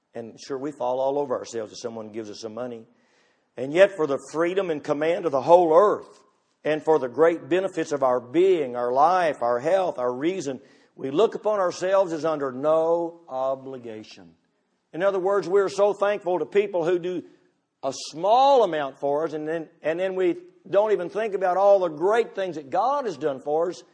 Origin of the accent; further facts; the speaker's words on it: United States; I'm all American